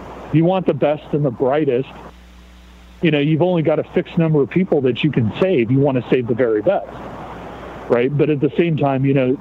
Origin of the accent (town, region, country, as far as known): United States